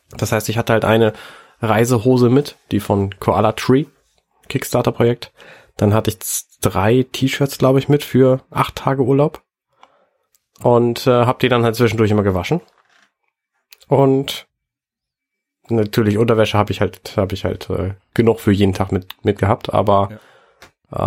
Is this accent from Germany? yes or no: yes; Buxtehude, Lower Saxony, Germany; moved away; ich komme aus Buxtehude